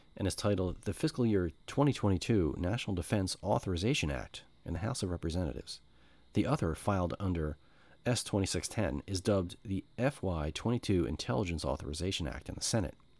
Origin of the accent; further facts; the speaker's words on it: United States; I'm American middle class